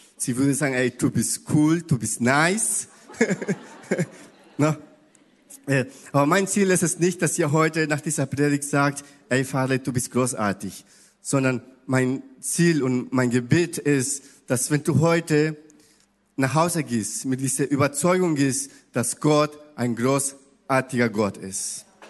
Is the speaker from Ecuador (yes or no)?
yes; Ecuador; German is a second language; now in Hamburg, Germany; ich komme aus Ecuador, ich spreche Spanisch und ein bisschen Portugiesisch